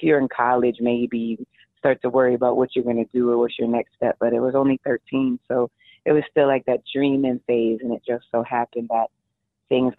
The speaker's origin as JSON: {"language": "English", "region": "New York", "country": "United States", "tie": "born or raised there", "said": "I was born and raised in New York"}